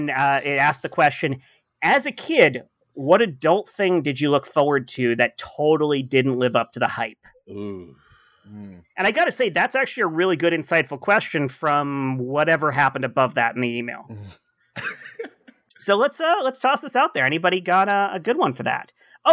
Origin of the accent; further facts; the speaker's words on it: Canyon Country, California, United States; Although I grew up in Canyon Country, I never went to a single bar there.